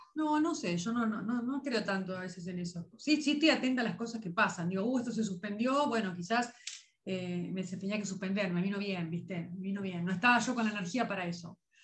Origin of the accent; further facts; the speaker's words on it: Lobos, Buenos Aires Province, Argentina; de mi pueblo, que por supuesto a todo el mundo invito a conocer Lobos